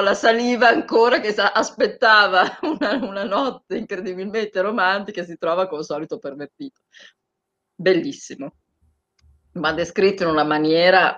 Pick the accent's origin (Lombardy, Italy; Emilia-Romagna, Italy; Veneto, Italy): Emilia-Romagna, Italy; Bologna; io sono di Bologna